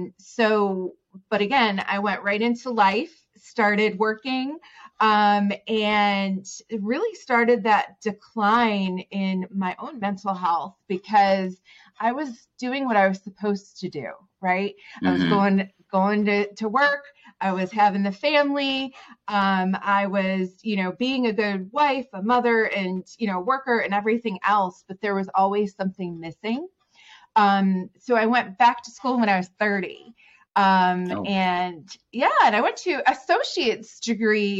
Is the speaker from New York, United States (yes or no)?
yes; New York, United States; moved away as an adult; also born or lived in Southwest Virginia; now in Virginia, United States; I'm from New York. So I moved to Virginia about 19 years ago